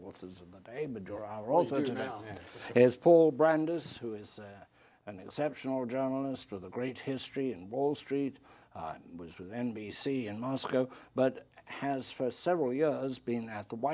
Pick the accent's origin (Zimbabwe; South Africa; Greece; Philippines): Zimbabwe; now in United States; I come from Africa and where we have tremendous electric shortages, particularly in my homeland of now called Zimbabwe, it was called Rhodesia.